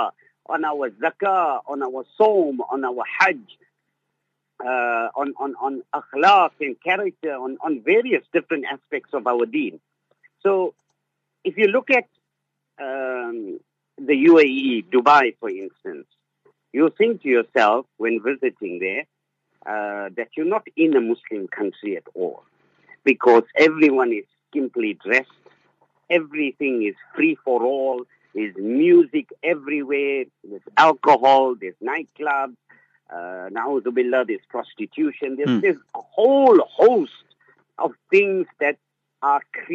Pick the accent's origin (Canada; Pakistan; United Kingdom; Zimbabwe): Zimbabwe; now in Cape Town, South Africa; when I grew up in Zimbabwe, Maulana, we had maktab Monday to Saturday